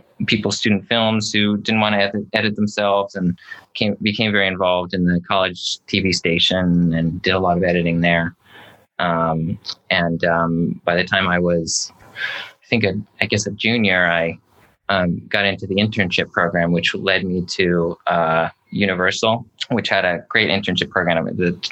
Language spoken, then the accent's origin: English; Colorado, United States; moved away as an adult; also born or lived in California; I grew up in Colorado.